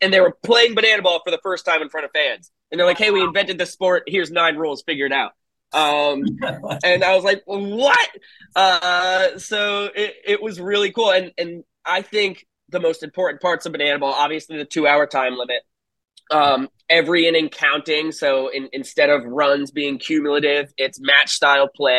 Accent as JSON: {"language": "English", "town": "Saugerties", "region": "New York", "country": "United States", "tie": "born or raised there", "also_born_or_lived": "Secaucus, New Jersey", "moved": "as an adult", "said": "my hometown in Saugerties"}